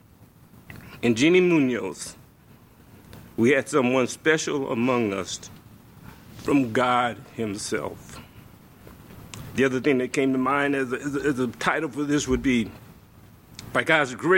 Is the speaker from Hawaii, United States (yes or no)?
no; Louisiana, United States; moved away; I'm from Louisiana